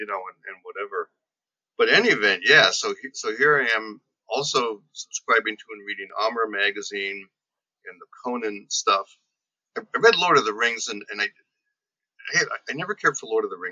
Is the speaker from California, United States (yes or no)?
no; Liberty Township, Ohio, United States; also born or lived in Youngstown, Ohio; I'm from Liberty Township, Ohio, which is semi-rural